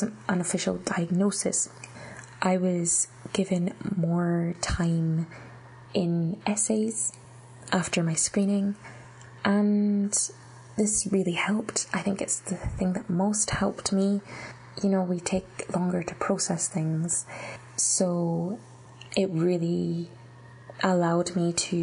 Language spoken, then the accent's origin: English; Scotland, United Kingdom; I was born in Scotland and I had been all my life, I had done all my education through the Scottish education system